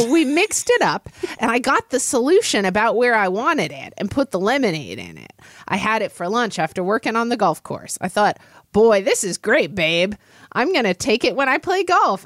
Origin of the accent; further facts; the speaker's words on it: Oklahoma, United States; now in Seattle, United States; I grew up in Oklahoma, which is kind of the South